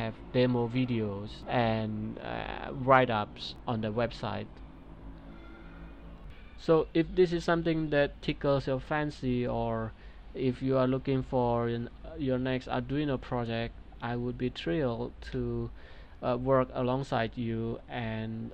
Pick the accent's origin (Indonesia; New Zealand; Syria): Indonesia; my home country, Depok, Indonesia